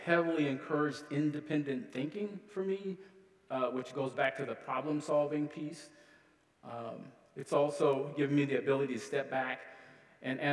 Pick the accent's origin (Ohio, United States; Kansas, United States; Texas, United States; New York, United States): Ohio, United States; Columbus; moved away as an adult; now in Duluth, United States; Originally, I'm from Columbus, Ohio. Lived there for several decades before I moved to northern Minnesota. I live in Duluth now